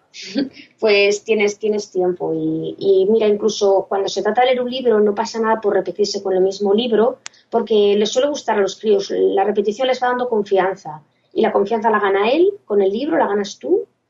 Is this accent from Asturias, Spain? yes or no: yes; Gijón, Asturias, Spain; soy una chica de Gijón